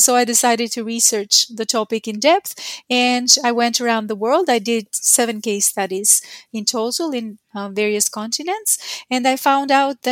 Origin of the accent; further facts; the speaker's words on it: Albania; now in Queensland, Australia; I work at the University of Queensland in Australia, but that's not where I'm originally from. I come from Albania